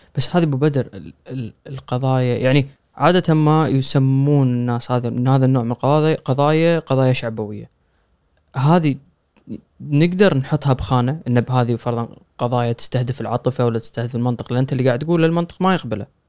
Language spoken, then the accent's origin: Arabic; Kuwait; عندنا بالكويت الأغر